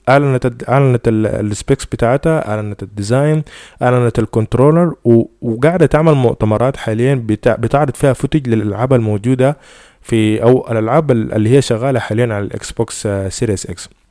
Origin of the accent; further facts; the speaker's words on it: Sudan; إحنا في السودان